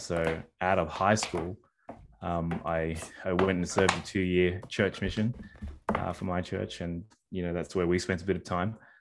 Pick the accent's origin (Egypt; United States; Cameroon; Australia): Australia; Sydney, New South Wales; I'm a Sydney born and Sydney raised, uh, boy